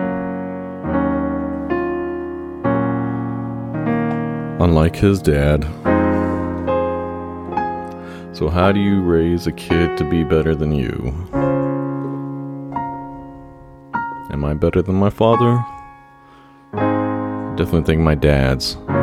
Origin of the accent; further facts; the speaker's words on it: Dallas, Texas, United States; moved away; also born or lived in New York / California; I'm originally from Dallas